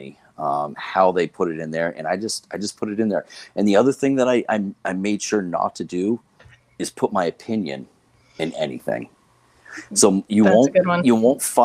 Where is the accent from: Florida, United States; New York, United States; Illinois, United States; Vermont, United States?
Vermont, United States; Northern; I'm born and raised in Vermont on Lake Champlain